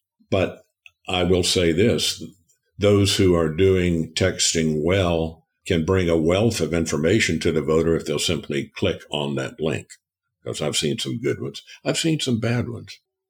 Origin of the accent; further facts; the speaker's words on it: Fort Worth, Texas, United States; Fort Worth.